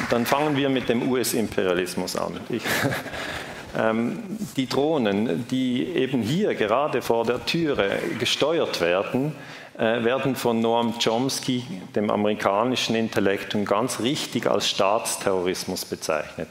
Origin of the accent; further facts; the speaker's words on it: Switzerland; ich darf das als Schweizer sagen